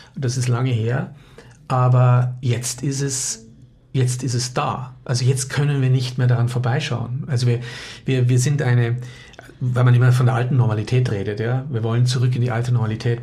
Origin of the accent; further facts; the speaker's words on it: Munich, Bavaria, Germany; moved away as an adult; also born or lived in Austria; now in Innsbruck, Austria; bin ja Münchner